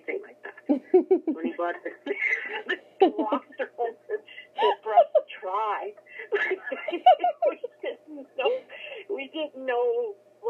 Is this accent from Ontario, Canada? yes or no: no; Cudworth, Saskatchewan, Canada; from Cudworth